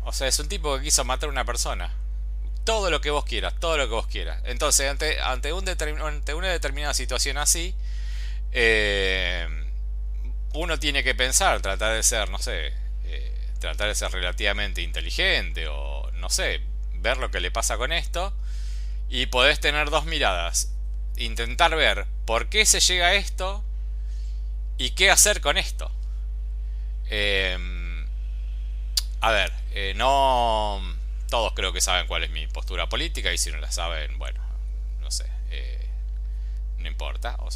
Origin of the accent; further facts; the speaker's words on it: Argentina; yo soy argentino, por más que ahora estoy en España